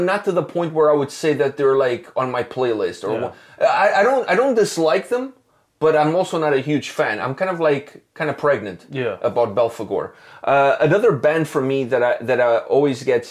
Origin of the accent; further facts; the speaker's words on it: Canada; We're Canadian